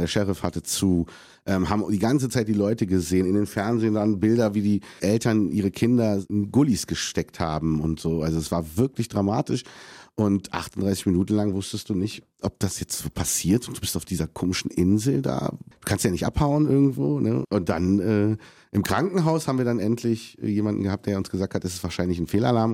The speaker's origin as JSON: {"language": "German", "country": "Germany", "tie": "born or raised there", "said": "ich bin Deutscher, ich liebe Deutschland, das ist mein Heimatland"}